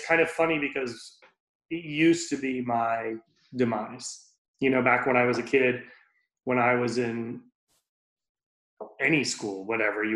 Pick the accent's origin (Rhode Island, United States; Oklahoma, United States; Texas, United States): Rhode Island, United States; Born and raised in Rhode Island. I grew up, you know, on Aquidneck Island.